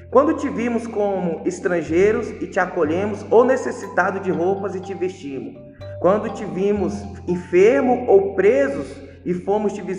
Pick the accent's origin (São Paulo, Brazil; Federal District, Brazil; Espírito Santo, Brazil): Federal District, Brazil; Brasília; Sou natural de Brasília, Distrito Federal.